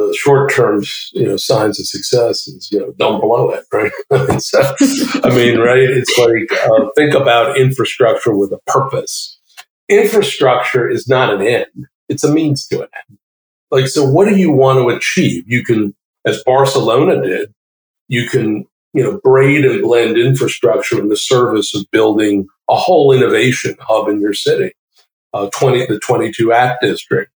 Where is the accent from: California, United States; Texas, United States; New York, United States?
New York, United States; New York City; I grew up in Brooklyn, New York